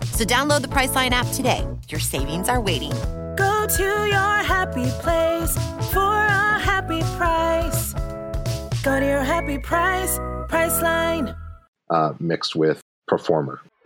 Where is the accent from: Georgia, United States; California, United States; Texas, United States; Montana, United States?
Montana, United States; moved away; also born or lived in Brooklyn / Los Angeles; Montana is super dope because it's it's very very open for possibilities like even in my hometown